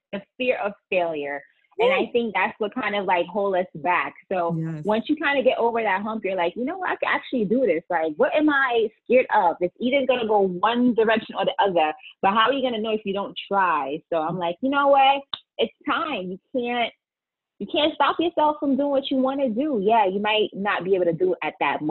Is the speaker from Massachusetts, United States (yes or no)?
no; New York City, New York, United States; now in Connecticut, United States; I'm from the Bronx.